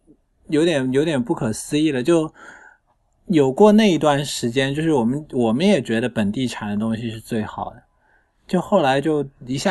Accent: Shanghai, China; 我上海人，然后他们

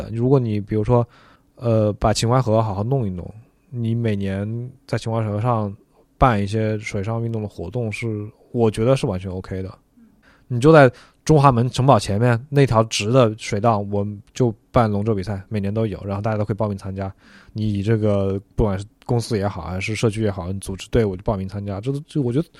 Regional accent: Guangzhou, Guangdong, China; 比如说，我是一个广州人，我自己从来不知道广州有舞狮大赛

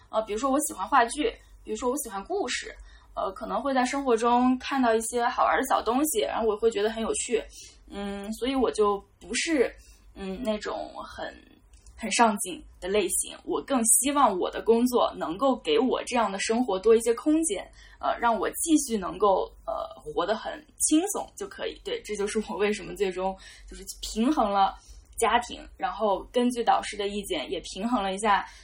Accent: Jiangxi, China; now in Beijing, China; 我是江西人

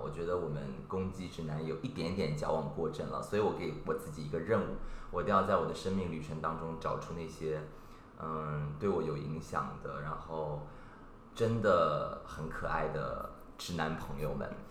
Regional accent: Shanghai, China; 在我们上海人的观念里面吧，没有哥们儿这两，这，这三个字儿

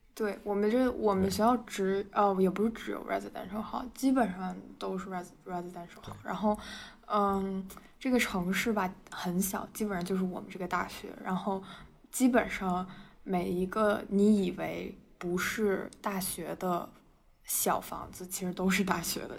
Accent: China; moved away as an adult; now in United States; 我是一个中国人，我，我是一个嗯。中国人，好吗？就是我，我是在中国读的书

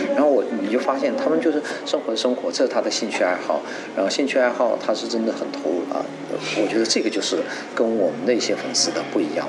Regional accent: China; 因为我出生长大在中国

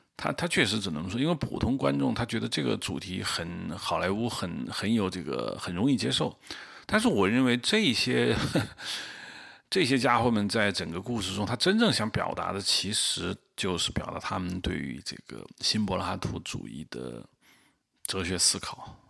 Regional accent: China; 我们中国人

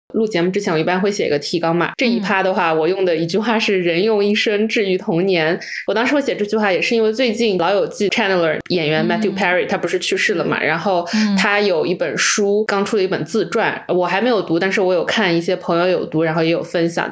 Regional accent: Wenzhou, Zhejiang, China; 特别是我们是温州的

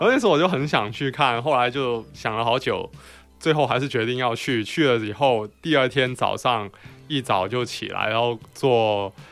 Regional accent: Guangzhou, Guangdong, China; 我们广州话叫食字啊

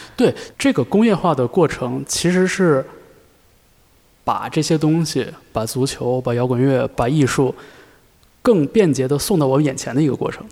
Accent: Northeast China, China; 我在东北长大嘛

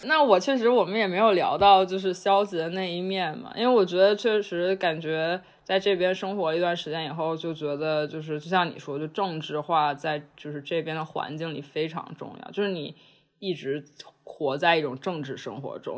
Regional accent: China; moved away as an adult; now in Los Angeles, United States; 成长在中国

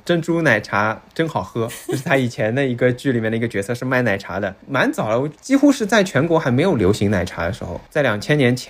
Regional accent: Shanghai, China; 我说上海话和说普通话的状态是两个状态

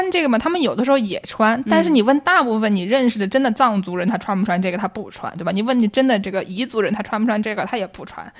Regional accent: Nujiang, Yunnan, China; 我是我是云南的，

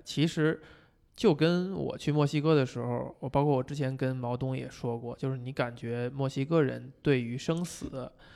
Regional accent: China; 我们中国人

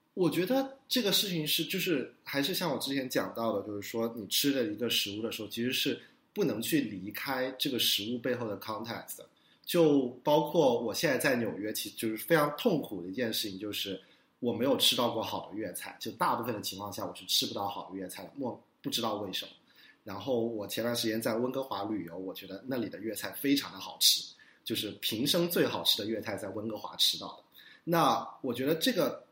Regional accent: Guangzhou, Guangdong, China; now in New York, United States; 我跟伊娜一样都是广州人

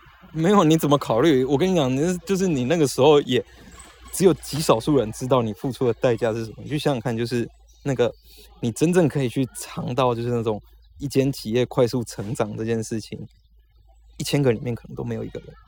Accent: Taiwan; moved away as an adult; 我小时候在台湾长大的时候

